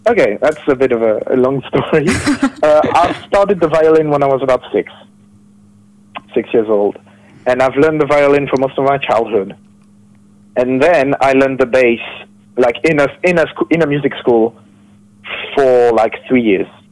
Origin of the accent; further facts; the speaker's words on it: France; I'm from France